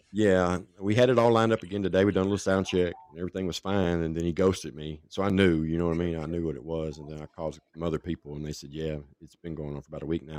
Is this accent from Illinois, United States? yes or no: no; Franklin, Tennessee, United States; also born or lived in Nashville, Tennessee; I was born in Nashville and raised in Franklin, which is just south of Nashville